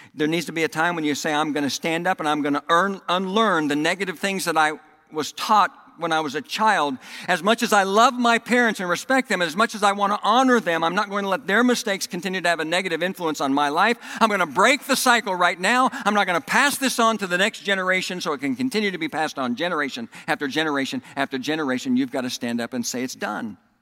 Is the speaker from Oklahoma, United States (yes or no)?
yes; Oklahoma, United States; accent: Southern; also born or lived in Texas; now in Indiana, United States; I was raised in Oklahoma, and then I moved to Texas, and I lived in Texas for 17 years, and then I moved back to Oklahoma, and I lived there for 10 years, and then I moved here to Indiana